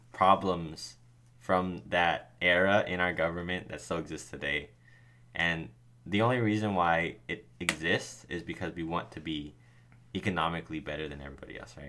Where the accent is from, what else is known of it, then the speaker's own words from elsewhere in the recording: United States; I am from America, yes.